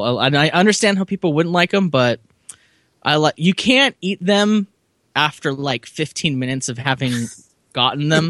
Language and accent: English; California, United States; as a Californian